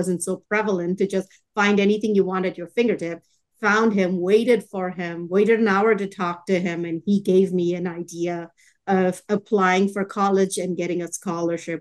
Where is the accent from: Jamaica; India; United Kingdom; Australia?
India; Chennai, Tamil Nadu; now in Texas, United States; I grew up in Chennai in India